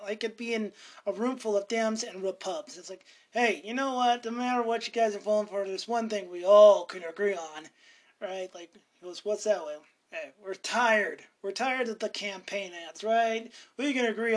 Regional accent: Montana, United States; I'm from Montana

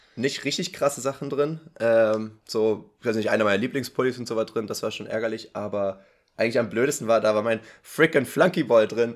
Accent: Potsdam, Brandenburg, Germany; bei uns in Potsdam

